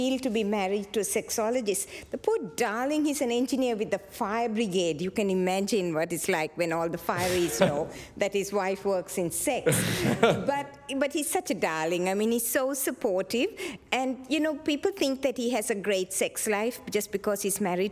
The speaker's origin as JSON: {"language": "English", "country": "Sri Lanka", "tie": "born or raised there", "said": "which was about as Welsh as you got in Sri Lanka in the 60s"}